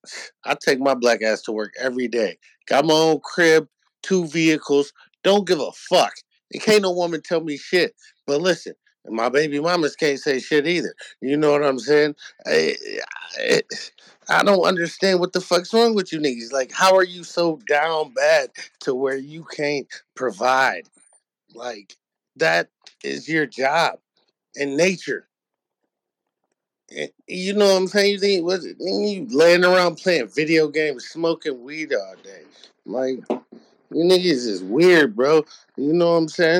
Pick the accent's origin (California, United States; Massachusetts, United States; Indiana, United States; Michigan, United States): Michigan, United States; Detroit; I'm from Detroit